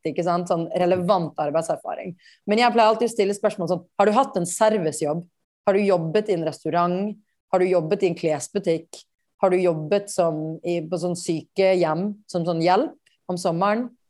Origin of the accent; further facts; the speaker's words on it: Bergen, Vestland, Norway; moved away as an adult; also born or lived in India; now in New York, United States; Jeg ble på en måte en storbyjente selv om jeg vokste opp i Bergen